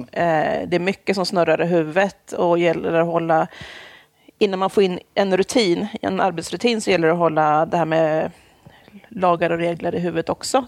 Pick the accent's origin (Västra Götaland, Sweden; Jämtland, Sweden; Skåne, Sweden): Jämtland, Sweden; moved away as an adult; also born or lived in Stockholm; now in Linköping, Sweden; Jag är, jag är född i Stockholm. Jag är Aha. uppvuxen i Jämtland